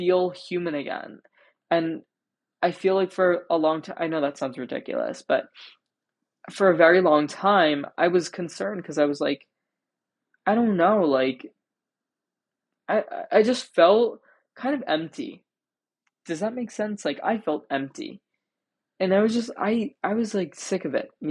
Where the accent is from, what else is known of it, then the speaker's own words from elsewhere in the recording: New Jersey, United States; when I go home, which, like, I'm from New Jersey, when I go back to Jersey